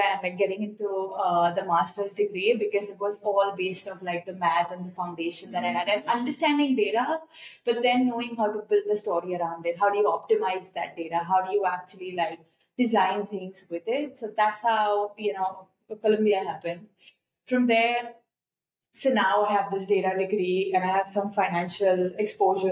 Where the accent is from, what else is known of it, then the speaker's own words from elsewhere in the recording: Mumbai, Maharashtra, India; moved away as an adult; now in New York, United States; I've born and raised in Bombay, my favorite city in the world.